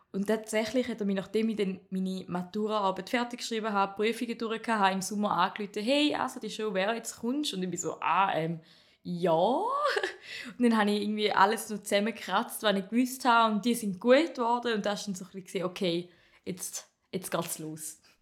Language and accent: German; Appenzell Ausserrhoden, Switzerland; accent: St. Gallen; Ich komme aus dem Appenzell Ausroden, wie man vielleicht ein bisschen am Dialekt erkennt, obwohl es ein bisschen mehr St. Gallo ist